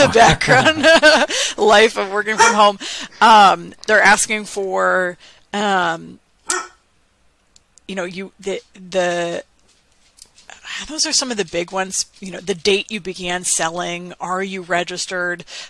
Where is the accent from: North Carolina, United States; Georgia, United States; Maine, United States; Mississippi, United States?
Maine, United States; my home state of Maine